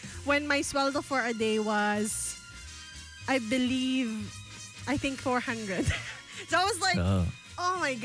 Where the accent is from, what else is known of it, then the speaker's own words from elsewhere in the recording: Calabarzon, Philippines; now in Davao, Philippines; I'm from Cavite.